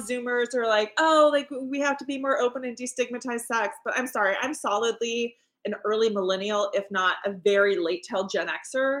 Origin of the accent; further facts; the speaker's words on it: Alaska, United States; moved away; a lot of that place was filmed in my hometown